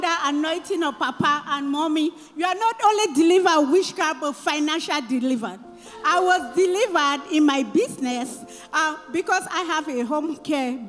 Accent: Cameroon; now in United States; I live in the United States. I'm originally from Cameroon.

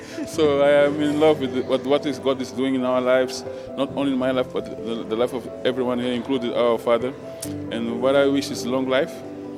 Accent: Mozambique; I'm coming from Mozambique.

